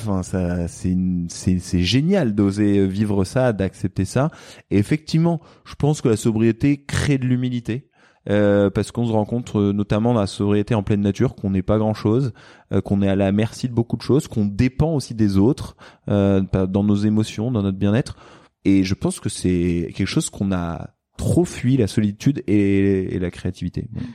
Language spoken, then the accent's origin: French; France; also born or lived in Silicon Valley, United States; now in Marseille, France; on est français